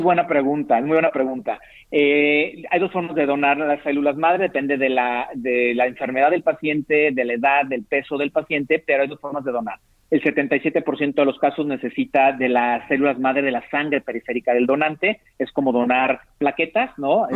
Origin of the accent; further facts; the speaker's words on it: Mexico; nuestra diversidad étnica como mexicanos